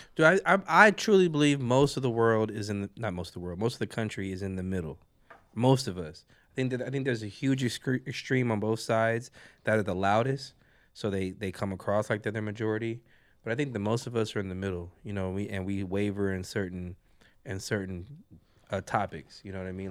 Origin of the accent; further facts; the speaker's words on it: California, United States; we're all from California